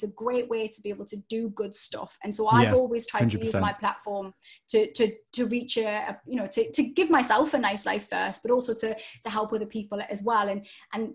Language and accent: English; Newcastle upon Tyne, North East England, United Kingdom; accent: Geordie; I grew up in Newcastle